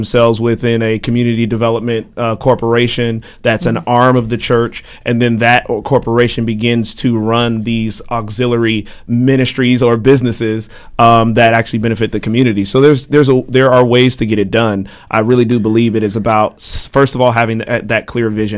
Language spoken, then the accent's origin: English; Bay Area, California, United States; moved away as an adult; also born or lived in Oakland / Richmond / Berkeley; now in Baltimore, United States; I'm from California originally, Bay Area, right? Grew up in anywhere between Oakland and Richmond and Berkeley and everything in between.